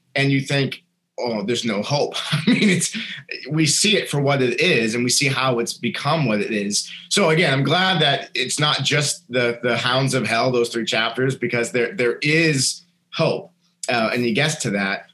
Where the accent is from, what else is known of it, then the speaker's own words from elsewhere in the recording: New Hampshire, United States; a kid growing up in New Hampshire